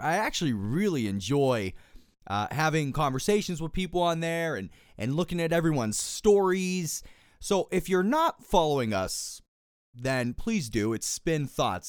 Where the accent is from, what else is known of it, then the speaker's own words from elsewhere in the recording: Pittsburgh, Pennsylvania, United States; born and raised in Pittsburgh, Pennsylvania.